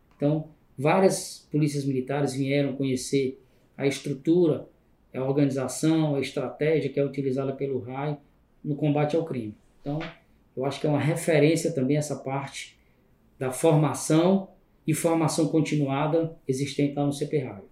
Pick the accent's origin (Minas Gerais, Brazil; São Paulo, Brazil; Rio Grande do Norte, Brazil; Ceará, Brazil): Ceará, Brazil; Fortaleza; Cresci aqui em Fortaleza, no bairro de Periferia, aqui no João 23